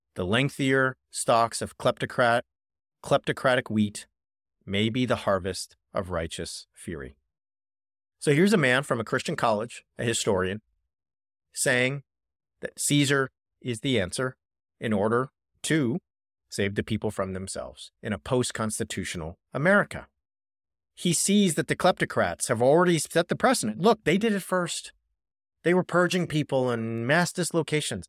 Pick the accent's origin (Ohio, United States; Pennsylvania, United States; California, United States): California, United States; Orange County; he was a law professor at Chapman University, which is about ten minutes from where I grew up in Orange County